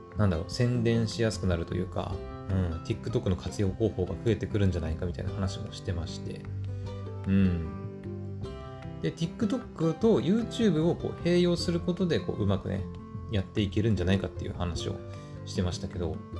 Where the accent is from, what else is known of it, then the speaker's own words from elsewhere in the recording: Japan; 私日本人だから日本語で喋って伝えてるんだけど